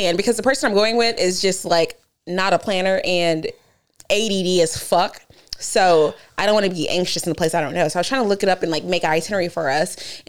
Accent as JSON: {"language": "English", "town": "Dallas", "region": "Texas", "country": "United States", "said": "I'm technically from Dallas"}